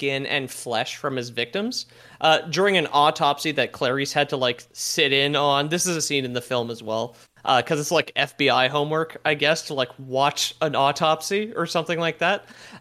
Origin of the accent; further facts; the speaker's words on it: Canada; as a Canadian